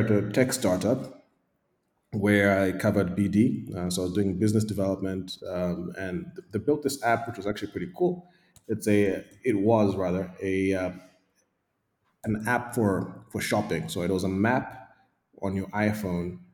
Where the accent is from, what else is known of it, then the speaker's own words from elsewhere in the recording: Zambia; also born or lived in Eswatini / United Kingdom; I was born in Zambia. I lived a significant part of my life here. I went to primary and nursery school here